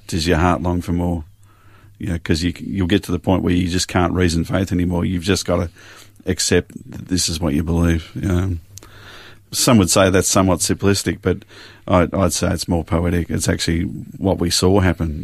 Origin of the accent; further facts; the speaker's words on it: Springvale, Victoria, Australia; also born or lived in Glen Waverley; now in Yarra Valley, Australia; did most of my growing up in Springvale